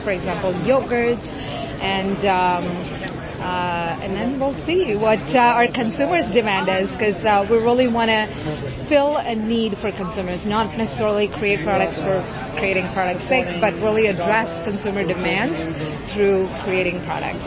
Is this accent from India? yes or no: yes; India; moved away; I grew up in India